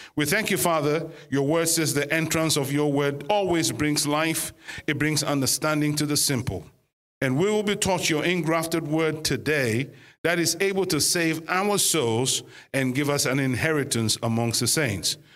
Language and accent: English; Ghana; now in United Kingdom; we are obviously originally from Ghana. Uh, West Africa